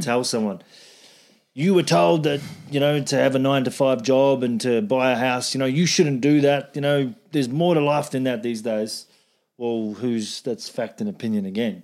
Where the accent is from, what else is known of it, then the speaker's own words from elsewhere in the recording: New Zealand; I'm from New Zealand, where, like, it's like meat country